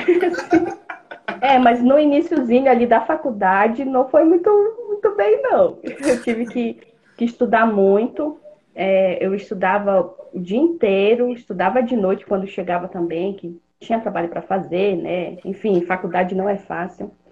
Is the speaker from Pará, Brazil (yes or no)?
yes; Pará, Brazil; moved away as an adult; now in Blumenau, Brazil; Eu sou do Pará, sou natural do Pará, mas moro aqui em Blumenau, Santa Catarina, há quase oito anos